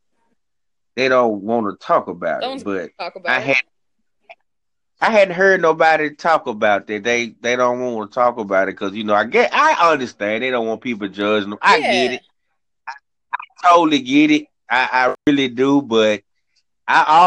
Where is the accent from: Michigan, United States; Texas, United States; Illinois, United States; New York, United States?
New York, United States; Rochester; now in Memphis, United States; I'm from Rochester, New York, but I just unfortunately ended up in Memphis